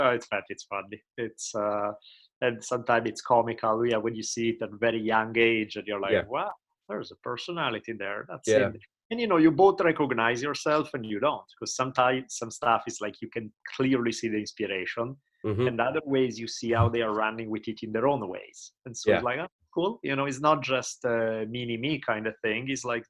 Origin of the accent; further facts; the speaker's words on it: Italy; growing up in Italy, where everything all the time is soccer.